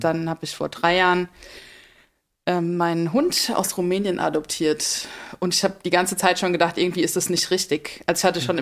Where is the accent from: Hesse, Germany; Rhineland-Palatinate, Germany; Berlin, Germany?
Rhineland-Palatinate, Germany; in Rheinland-Pfalz, da wo ich herkomme